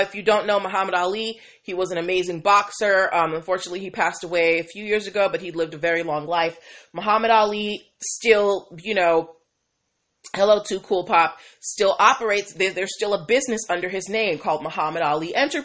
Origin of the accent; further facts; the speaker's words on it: Boston, Massachusetts, United States; Boston, Massachusetts. I'm from Beantown